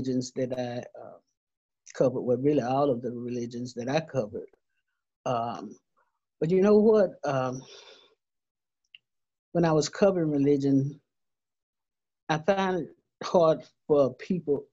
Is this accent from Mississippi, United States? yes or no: yes; Laurel, Mississippi, United States; when I was growing up in Laurel, Laurel, Mississippi, Jones County